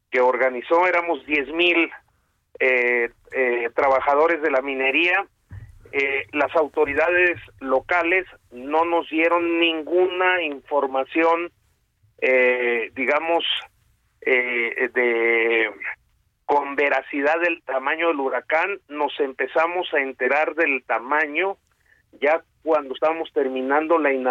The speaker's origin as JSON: {"language": "Spanish", "region": "Baja California Sur", "country": "Mexico", "said": "Una furia que yo soy de Baja California Sur, nunca había visto."}